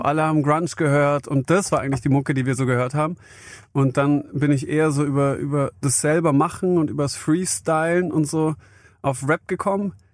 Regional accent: near Stuttgart, Baden-Württemberg, Germany; also born or lived in Vienna, Austria; Ich bin bei Stuttgart groß geworden.

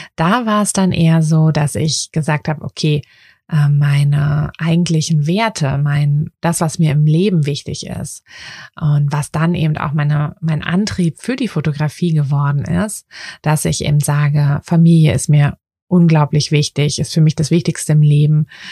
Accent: Berlin, Germany; in meiner Heimatstadt, also in Berlin

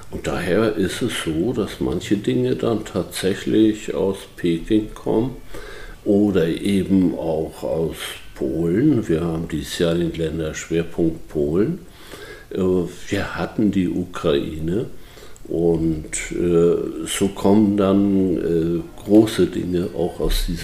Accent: Büdelsdorf, Schleswig-Holstein, Germany; born there; sind hier nicht nur geboren in Büdelsdorf, sondern haben die Welt auch von anderen

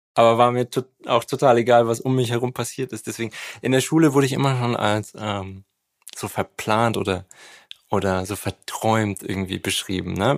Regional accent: Nuremberg, Bavaria, Germany; also da, wo ich aufgewachsen bin, in Nürnberg

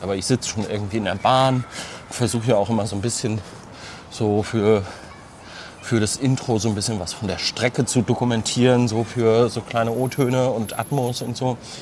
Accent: Bielefeld area, North Rhine-Westphalia, Germany; moved away; also born or lived in Cologne; Ich komme ja aus der Ecke

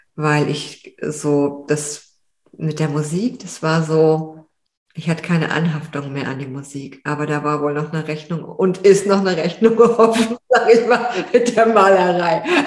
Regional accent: Frankfurt, Hesse, Germany; moved away; in Frankfurt, also wo ich aufgewachsen bin

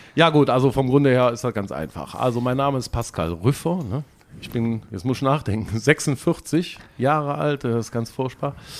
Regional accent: Erkelenz, North Rhine-Westphalia, Germany; ich komme aus Erkelenz, also um euch mal irgendwie zu sagen, wo es so ungefähr liegt, zwischen Düsseldorf, Aachen und Köln

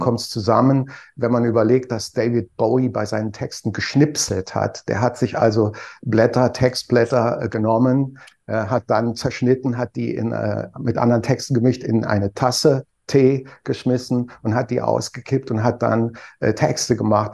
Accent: Trier, Rhineland-Palatinate, Germany; Ich komme aus der Stadt

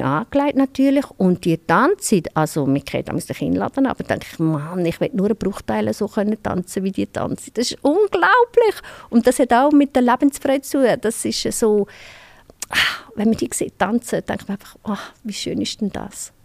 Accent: Switzerland; bei uns in der Schweiz

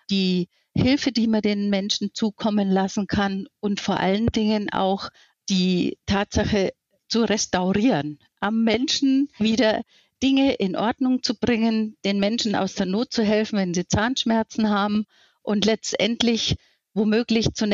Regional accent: Bavaria, Germany; born there; Ich bin 58 Jahre alt und habe eine fast 18-jährige Tochter. Gebürtig bin ich aus Mittelfranken, was man vielleicht so auch beim Sprechen hört.

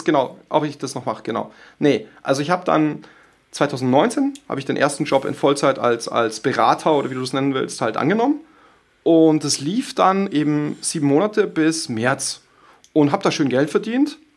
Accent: Munich, Bavaria, Germany; Ich komme ja aus München

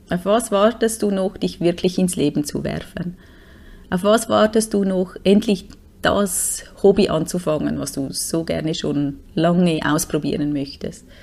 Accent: Switzerland; Und wir konnten uns nichts machen, uns einfach nur auf einem App registrieren als Schweizer.

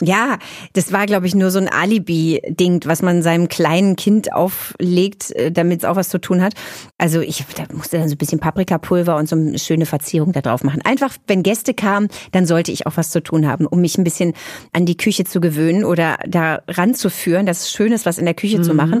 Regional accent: Berlin, Germany; Ich bin in West-Berlin zur Welt gekommen, bin groß geworden, war 18, als die Mauer fiel

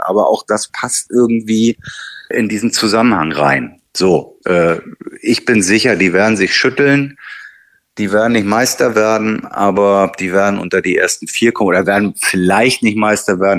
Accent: Hamburg, Germany; als Hamburger

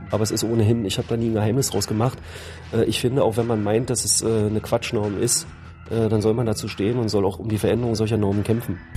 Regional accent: Mecklenburg-Vorpommern, Germany; Berliner, also nicht gebürtiger Berliner, ich bin gebürtiger Schweriner.

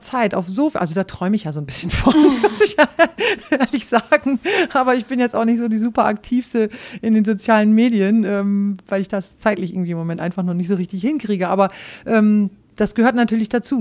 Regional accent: Rhauderfehn, Lower Saxony, Germany; moved away as an adult; also born or lived in Osnabrück; ich stamme aus Ostfriesland

